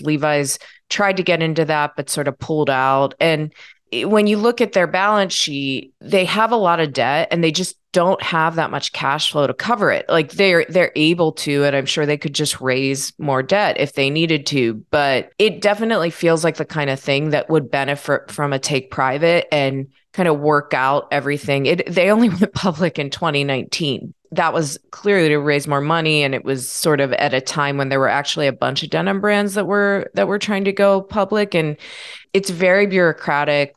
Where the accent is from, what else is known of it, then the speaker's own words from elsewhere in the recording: Pittsburgh, Pennsylvania, United States; I'm from Pittsburgh